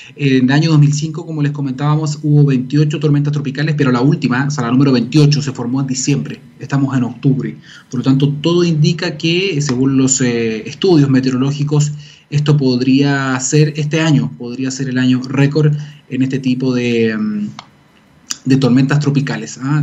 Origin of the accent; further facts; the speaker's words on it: Chile; somos todos chilenos